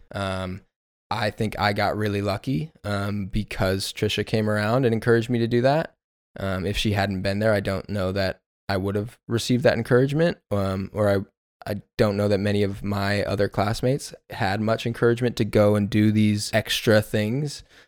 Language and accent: English; Inland Empire, Southern California, United States; also born or lived in New Mexico; I'm from Inland Empire in Southern California, born and raised